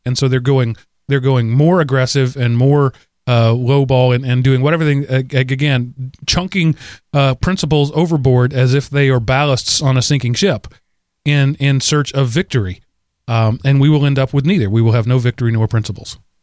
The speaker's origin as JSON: {"language": "English", "country": "United States", "said": "as an American citizen"}